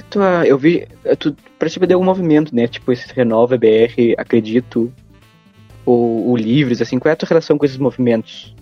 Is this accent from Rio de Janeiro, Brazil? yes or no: no; Bagé, Rio Grande do Sul, Brazil; nós dois somos de Bagé, não sei se tu conhece a cidade, aqui no sul do estado